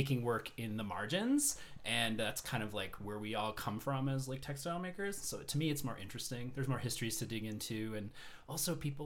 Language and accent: English; Vermont, United States; also born or lived in California; now in Colorado, United States; I grew up in Vermont